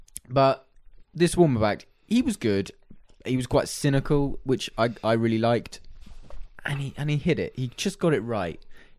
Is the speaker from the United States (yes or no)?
no; United Kingdom; we're British